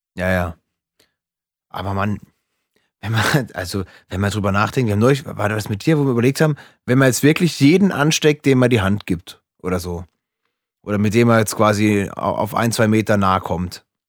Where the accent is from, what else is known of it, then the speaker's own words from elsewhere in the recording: Freiburg, Baden-Württemberg, Germany; meine Heimatstadt Freiburg